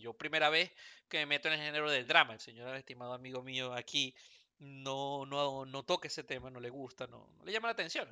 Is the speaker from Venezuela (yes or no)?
yes; Venezuela; now in Houston, United States; nací en Venezuela